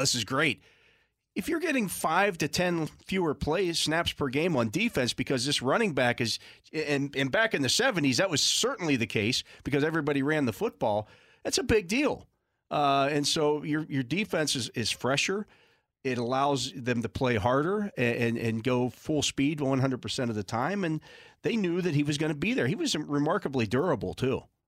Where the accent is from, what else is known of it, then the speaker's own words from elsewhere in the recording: Western Pennsylvania, United States; I didn't grow up in Pittsburgh per se. I grew up in Western Pennsylvania, but not Pittsburgh